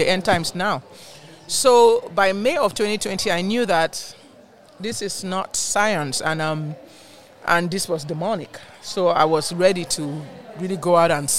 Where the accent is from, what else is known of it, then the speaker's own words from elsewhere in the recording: Cameroon; moved away as an adult; also born or lived in Nigeria; now in Houston, United States; I'm from Cameroon originally.